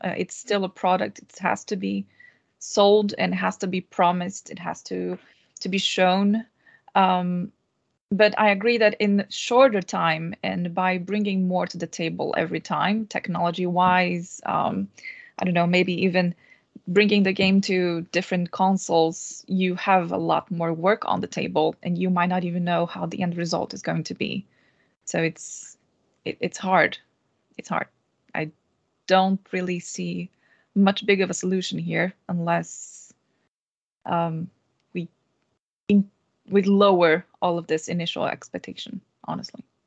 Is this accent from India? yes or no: no; Brazil; moved away as an adult; now in Stockholm, Sweden; I'm Brazilian and been living in Stockholm for three years now